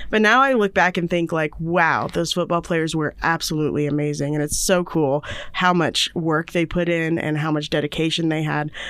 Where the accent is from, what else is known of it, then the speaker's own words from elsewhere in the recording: Indiana, United States; moved away; I'm from Indiana